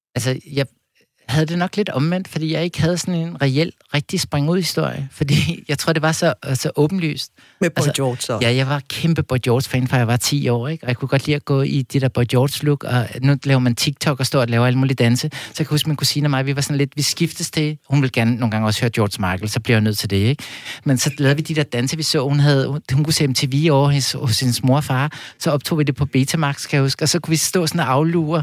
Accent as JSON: {"language": "Danish", "town": "Copenhagen", "region": "Capital Region of Denmark", "country": "Denmark", "tie": "born or raised there", "said": "jeg voksede op ude på Amager"}